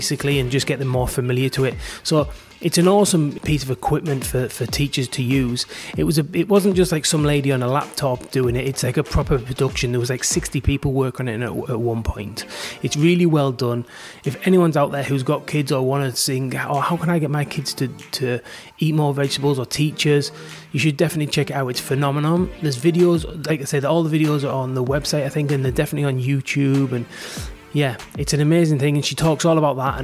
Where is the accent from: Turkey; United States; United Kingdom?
United Kingdom; England; now in Australia; me and Beck, my wife, are both English